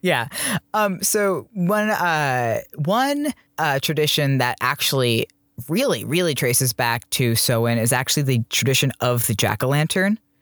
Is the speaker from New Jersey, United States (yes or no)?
yes; New Jersey, United States; I grew up in New Jersey